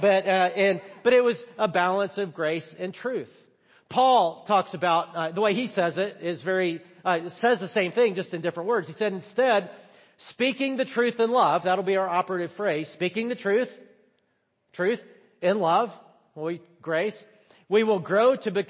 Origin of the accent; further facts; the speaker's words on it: the South, United States; I'm from the South